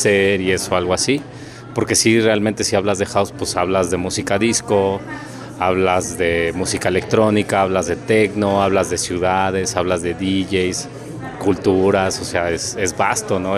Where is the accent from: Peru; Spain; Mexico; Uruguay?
Mexico; Mexico City; soy de la Ciudad de México